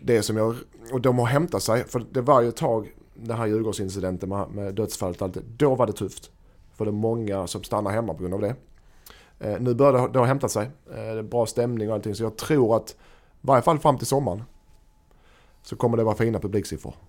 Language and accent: Swedish; Helsingborg, Skåne, Sweden; som helsingborgare, som HIF, alltså som supporter som man ändå är nu för tiden